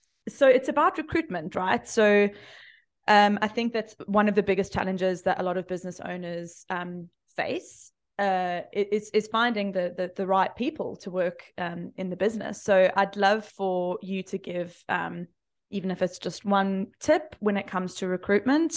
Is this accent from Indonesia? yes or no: no; South Africa; now in Australia; I'm from South Africa